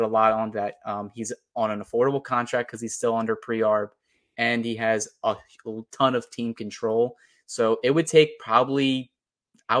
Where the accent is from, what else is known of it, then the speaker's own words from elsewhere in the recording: Philadelphia, Pennsylvania, United States; I'm from the Philadelphia area